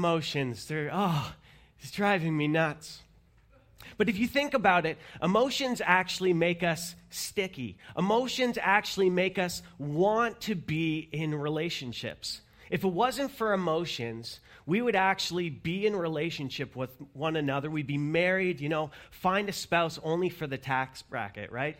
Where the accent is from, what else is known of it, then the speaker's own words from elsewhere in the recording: Canada; we're Canadian